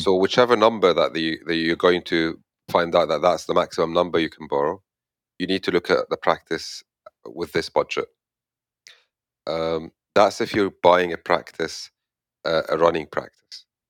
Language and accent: English; Egypt; moved away as an adult; where I come from, I come from Egypt